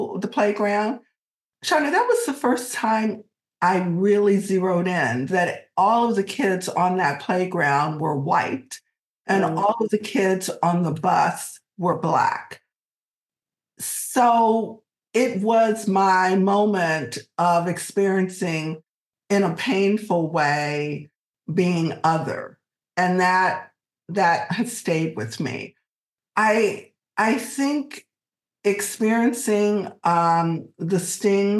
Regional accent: Alexandria, Virginia, United States; moved away as an adult; now in California, United States; this is not the Alexandria that I grew up

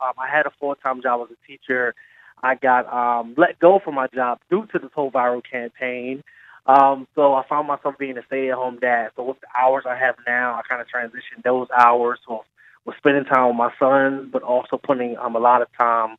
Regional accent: Philadelphia, Pennsylvania, United States; I am from Southwest Philadelphia.

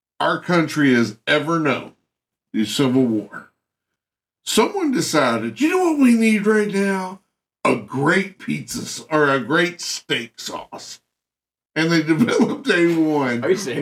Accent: Kentucky, United States; I'm from Kentucky

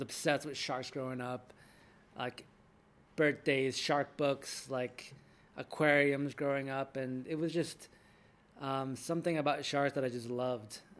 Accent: Jackson, New Jersey, United States; I grew up in Jackson, New Jersey

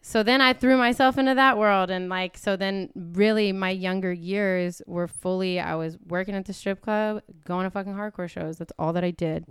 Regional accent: Atlanta, Georgia, United States; moved away as an adult; also born or lived in Portland, Oregon; we grew up in East Atlanta

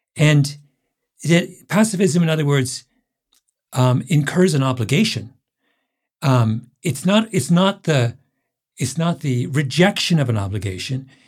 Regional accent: Elmira, Ontario, Canada; I grew up in Elmira, Ontario, which is Waterloo County

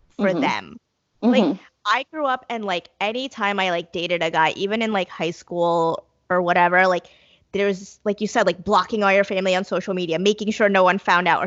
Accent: Belleville, New Jersey, United States; I grew up in New Jersey, but like my parents, like we lived in Belleville

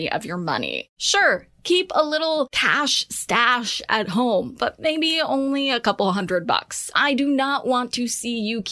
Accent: United States; as an American

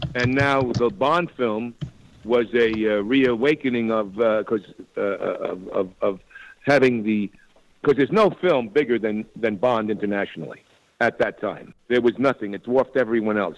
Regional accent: Dix Hills, New York, United States; moved away; also born or lived in Astoria, Queens, New York / Los Angeles; I was born in Astoria, Queens, on Long Island, and then grew up in Dix Hills

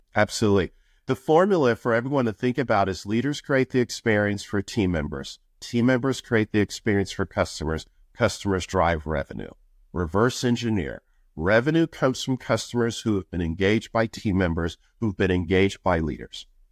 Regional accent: Buffalo, New York, United States; moved away as an adult; also born or lived in Florida; I was born in Buffalo, New York, which is the third poorest city in the United States

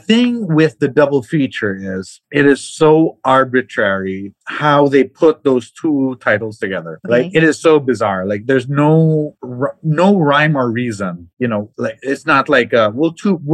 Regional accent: Mindanao, Philippines; now in Manila, Philippines; I grew up in Mindanao, and then we had the concept of double features in cinemas

